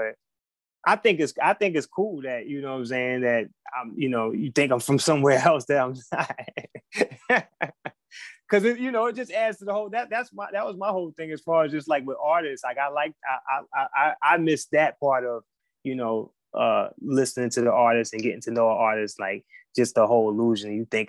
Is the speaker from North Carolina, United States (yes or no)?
yes; North Carolina, United States; also born or lived in Queens, New York; I was born in New York, Queens, okay. New York. And I moved from New York when I was like 9, 10 years old to North Carolina. And, you know, I was raised there.